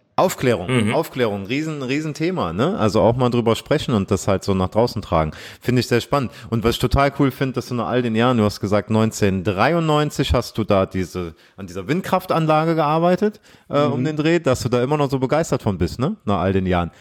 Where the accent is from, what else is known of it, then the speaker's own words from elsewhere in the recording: Aachen, North Rhine-Westphalia, Germany; ich komme ja aus Aachen